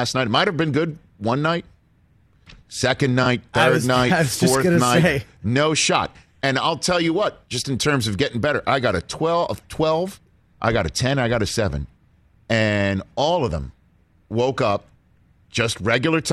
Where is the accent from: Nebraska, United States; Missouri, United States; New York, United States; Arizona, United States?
New York, United States; accent: New York; my New York accent will still come out